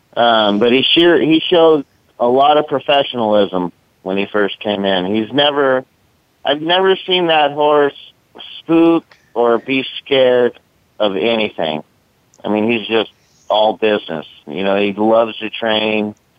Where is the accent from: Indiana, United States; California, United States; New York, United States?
California, United States; San Mateo; I grew up right there in San Mateo, next to Bay Meadows